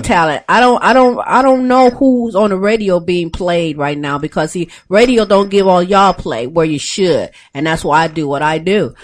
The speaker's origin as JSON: {"language": "English", "region": "Ohio", "country": "United States", "moved": "yes", "said": "we're from Ohio. We left Ohio"}